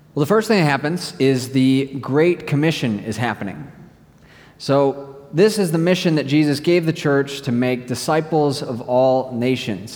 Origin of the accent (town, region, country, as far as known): United States; moved away